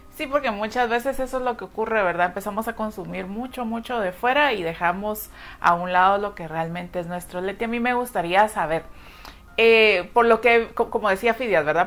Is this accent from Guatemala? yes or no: yes; Guatemala; así somos nosotros los guatemaltecos, somos muy cálidos